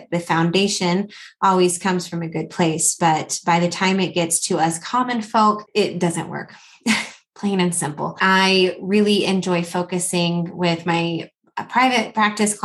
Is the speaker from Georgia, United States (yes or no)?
yes; Atlanta, Georgia, United States; now in Colorado Springs, United States; I'm originally from Atlanta, Georgia. So if you hear a little bit of that accent coming through, that's where it's from